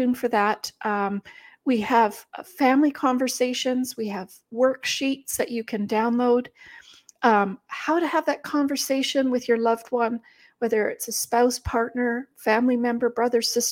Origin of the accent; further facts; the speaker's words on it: Germany; moved away; I am from Germany